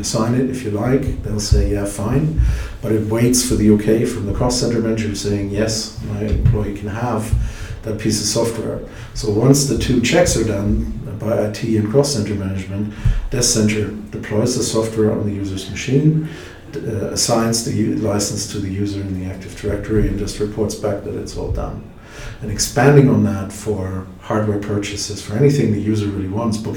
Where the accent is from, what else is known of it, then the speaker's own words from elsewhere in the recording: Germany; I'm from Germany